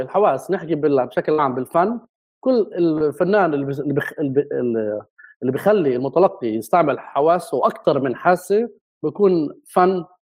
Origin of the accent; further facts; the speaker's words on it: Jerusalem, Palestine; moved away as an adult; also born or lived in London / Berlin; انا ابن القدس مع اني ابن البلد القديمه